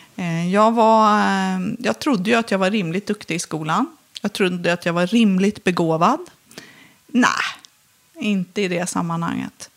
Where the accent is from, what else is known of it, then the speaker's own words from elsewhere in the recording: Filipstad, Värmland, Sweden; Jag växte upp i Filipstad